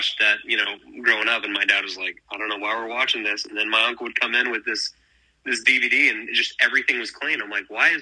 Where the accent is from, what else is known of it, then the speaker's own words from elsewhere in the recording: Lubbock, Texas, United States; I grew up in Lubbock.